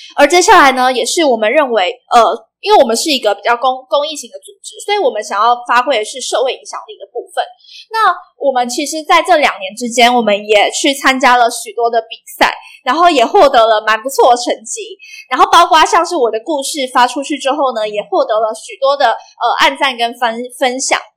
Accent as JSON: {"language": "Chinese", "country": "Vietnam", "tie": "born or raised there", "moved": "yes", "lives_now": "Taiwan", "said": "我从小在越南长大"}